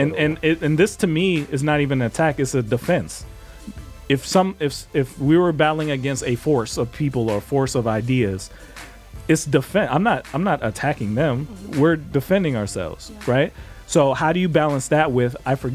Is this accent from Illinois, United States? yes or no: yes; Chicago, Illinois, United States; in Chicago, I'm from Chicago